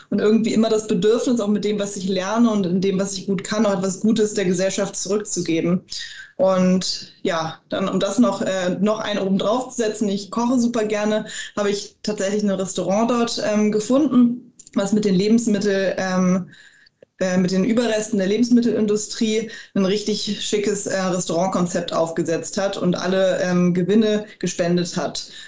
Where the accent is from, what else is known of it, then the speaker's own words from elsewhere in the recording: Hamburg, Germany; Ich bin ähm, gebürtige Hamburgerin. Ähm, bin also in Hamburg aufgewachsen, dort zur Schule gegangen